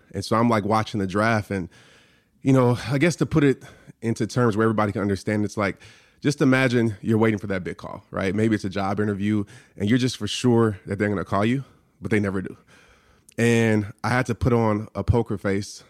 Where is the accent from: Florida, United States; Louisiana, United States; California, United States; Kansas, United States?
Louisiana, United States; New Orleans; growing up in New Orleans, I stayed across the street from a Saints player.